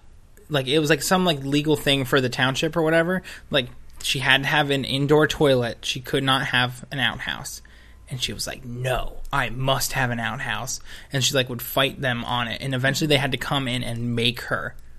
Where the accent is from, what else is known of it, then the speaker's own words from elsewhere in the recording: New Jersey, United States; growing up in North Jersey where I did